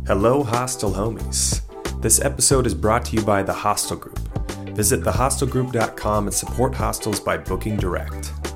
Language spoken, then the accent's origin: English; West Coast, United States; being in the US and just growing up on the West Coast